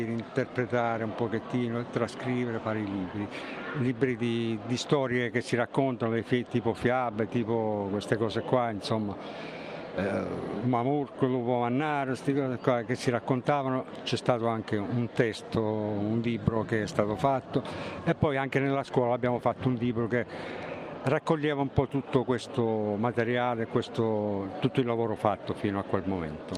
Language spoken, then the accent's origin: Italian; San Giovanni Rotondo, Apulia, Italy; vengo da San Giovanni Rotondo